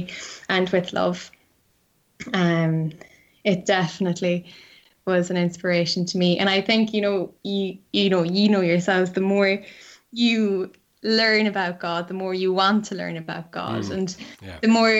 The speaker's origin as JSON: {"language": "English", "town": "Cork", "region": "Munster", "country": "Ireland", "moved": "as an adult", "lives_now": "Dublin, Ireland", "said": "I'm from Cork"}